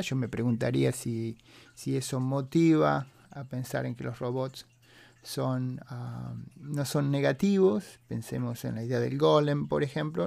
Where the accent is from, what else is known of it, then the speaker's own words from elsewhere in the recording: San Francisco Bay Area, California, United States; los que somos de la Bahía de San Francisco